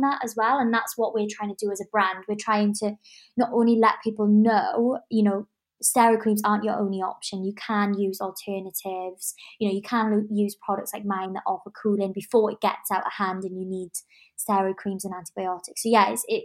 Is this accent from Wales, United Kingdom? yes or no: yes; Swansea, Wales, United Kingdom; I'm Welsh. So that's kind of a little nod to like Swansea and like where I come from, my family roots.